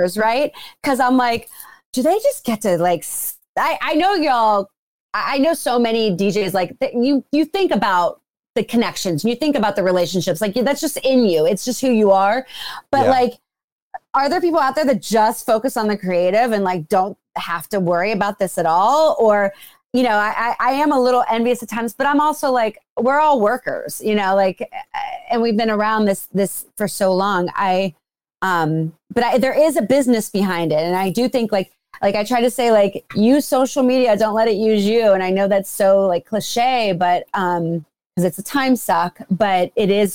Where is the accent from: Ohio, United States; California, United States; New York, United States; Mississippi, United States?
Ohio, United States; Youngstown; now in Los Angeles, United States; I'm from Youngstown, Ohio.